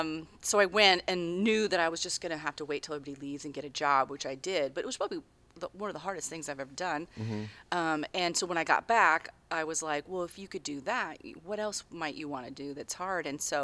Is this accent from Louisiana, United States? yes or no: no; Tri-Cities, Washington, United States; I grew up in the Tri-Cities, and so there wasn't. Like bands like there were in Seattle